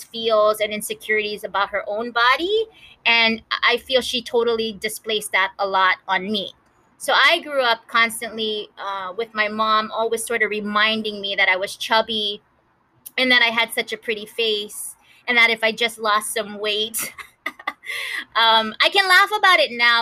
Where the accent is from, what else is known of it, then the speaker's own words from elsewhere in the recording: Kahaluu, Hawaii, United States; two sisters born and raised in Kahalu, Hawaii